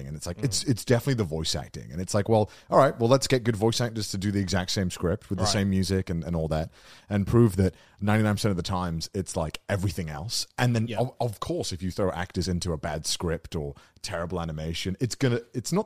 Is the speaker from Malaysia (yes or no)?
no; United Kingdom; I'm British